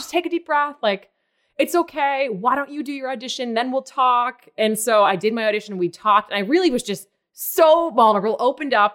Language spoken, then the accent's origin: English; Maine, United States; moved away as an adult; also born or lived in New York; I'm from Maine